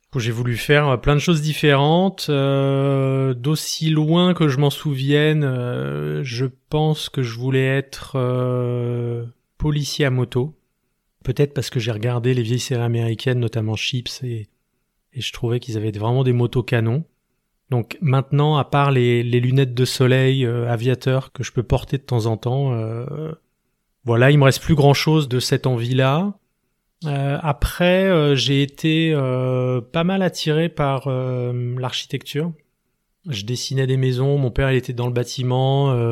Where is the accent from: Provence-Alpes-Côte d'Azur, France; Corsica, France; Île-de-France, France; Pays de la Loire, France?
Île-de-France, France; Esbly; now in Grenoble, France; J'ai grandi en région parisienne, dans une petite ville qui s'appelle Esbly, à 40 km à l'est de Paris, en Seine-et-Marne